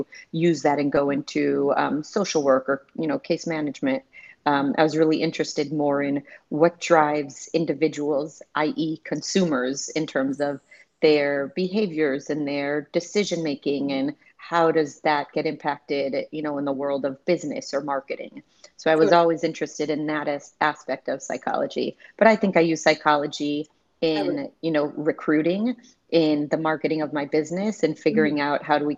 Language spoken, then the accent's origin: English; Chicago, Illinois, United States; also born or lived in Milwaukee, Wisconsin; I was born in Milwaukee and then moved to Chicago when I was about 5 years old.